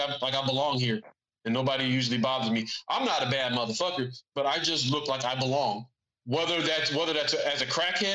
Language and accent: English; San Antonio, Texas, United States; San Antonio